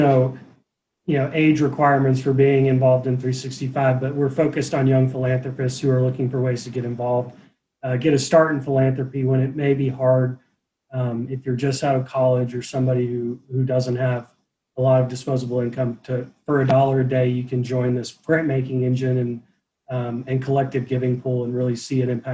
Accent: Lexington, Kentucky, United States; moved away as an adult; also born or lived in Atlanta; I grew up in Lexington. I'm from here. I did leave for a little while, but came back

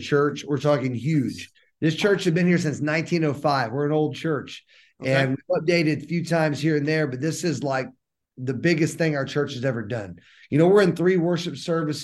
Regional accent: San Antonio, Texas, United States; I grew up in San Antonio, Texas, went to a Christian school

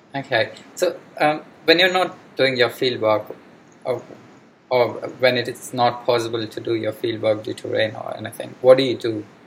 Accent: India; now in Sydney, Australia; I live in Sydney, um, so mm-hmm. I, and I'm from India.

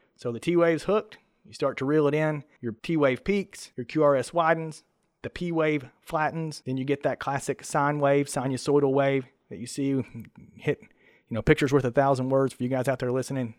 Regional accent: Kentucky, United States; I'm from Kentucky

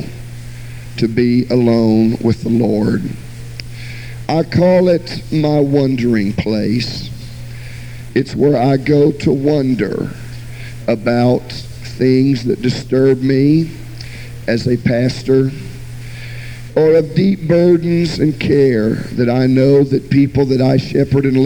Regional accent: Jacksonville, Florida, United States; also born or lived in Miami, Florida; I was born in Miami, Florida, and was raised all of my childhood in Jacksonville, Florida

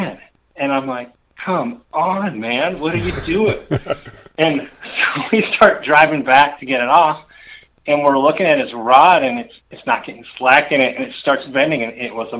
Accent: northern Minnesota, United States; So I grew up in northern Minnesota. I lived between Lake Vermilion and Pelican Lake, which is pretty much in the middle. I lived in the middle between Cook and Orr

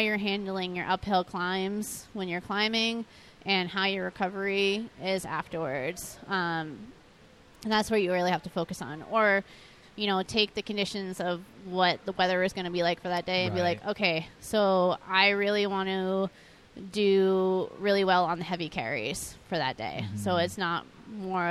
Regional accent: New England, United States; we're from New England

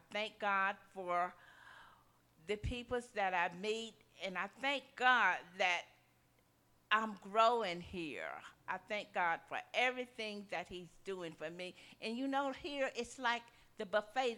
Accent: Mississippi, United States; I grew up in the South, in Mississippi, in the 40s

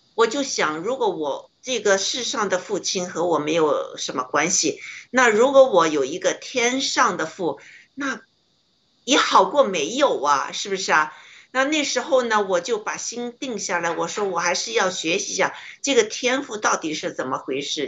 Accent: China; moved away; 为什么我们中国人 要吃这么多苦啊

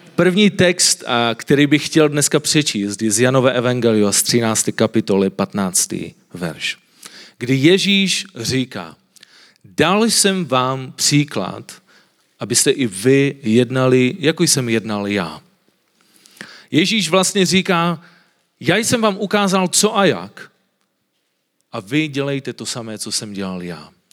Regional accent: Silesia, Czechia; já jsem ze Slezska. A na Slezsku lidi jsou takoví trošku víc konzervativní a vidíte, že nemluvím moc dobře česky a my máme takové krátké zubaky a mluvíme tak trošku divně

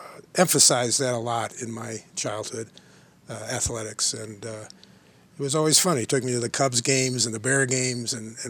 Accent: Chicago, Illinois, United States; moved away; also born or lived in Aspen, Colorado; Yes, I was born and raised in Chicago.

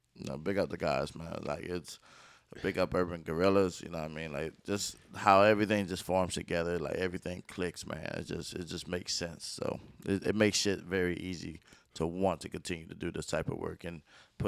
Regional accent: Durham, North Carolina, United States; Raleigh, I'm from Durham.

